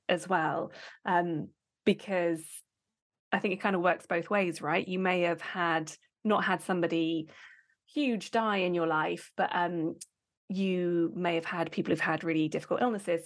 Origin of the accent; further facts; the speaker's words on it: United Kingdom; we are British